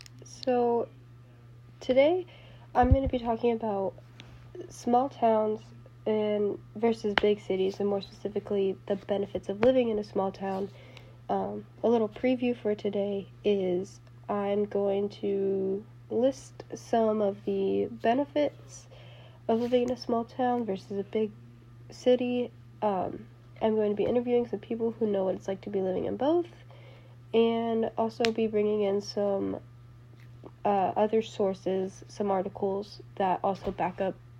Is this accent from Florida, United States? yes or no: no; Houston, Texas, United States; also born or lived in Scottsdale, Arizona / Gilbert, Arizona; now in Lubbock, United States; It was a smaller town, but in second grade, my grandpa got cancer, so we moved to Houston. And, you know, Houston is a very large city.